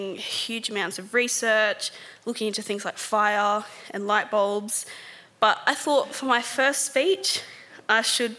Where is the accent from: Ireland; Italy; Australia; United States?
Australia; Sydney, New South Wales; I grew up in Mount Druitt